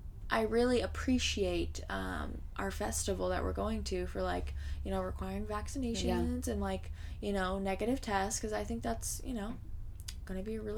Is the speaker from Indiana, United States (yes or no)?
yes; Indiana, United States; we're from Indiana.